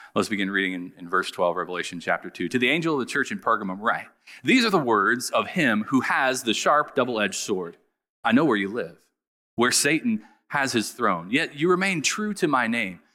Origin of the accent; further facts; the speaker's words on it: Southern Ohio, United States; I grew up in Southern Ohio